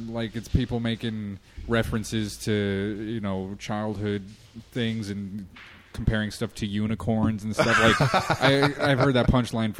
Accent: Colorado Springs, Colorado, United States; moved away as an adult; also born or lived in San Antonio, Texas / Denver; I grew up in Colorado Springs.

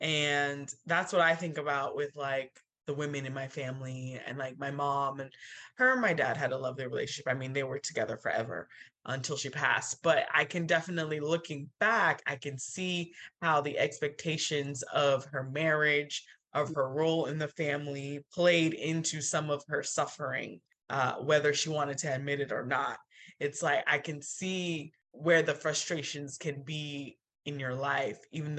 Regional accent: Nigeria; But as a Nigerian, like it's hard. It's really hard.

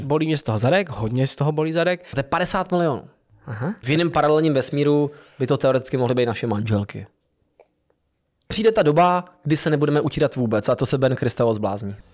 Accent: České Budějovice, South Bohemian Region, Czechia; Já jsem z Budějic.

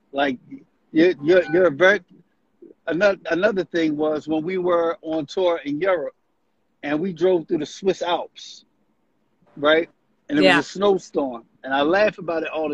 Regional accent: Camden, New Jersey, United States; also born or lived in Southwest Philadelphia; I am from Camden, New Jersey.

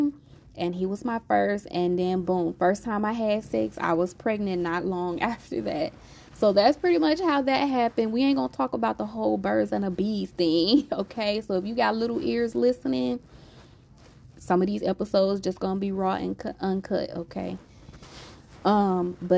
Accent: Louisiana, United States; I'm from Louisiana

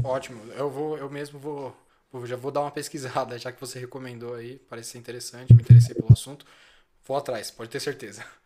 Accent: Brazil; com o meu cotidiano mesmo enquanto brasileiro

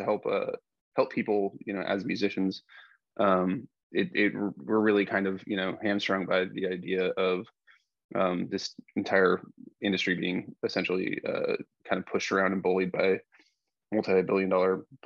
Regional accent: Idaho, United States; I'm a skateboarder from Idaho.

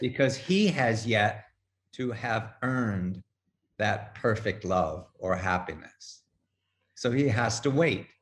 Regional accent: Midwest, United States; now in New York, United States; I'm a Midwesterner

